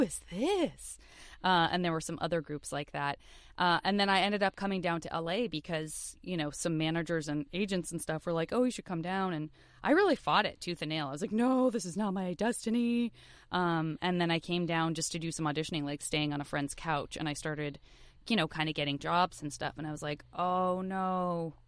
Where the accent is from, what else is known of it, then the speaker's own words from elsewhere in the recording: Tucson, Arizona, United States; I am from Tucson, Arizona, and I went to public school my, my whole youth